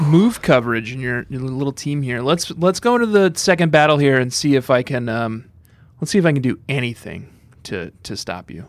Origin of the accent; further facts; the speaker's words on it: Minnesota, United States; was growing up in Minnesota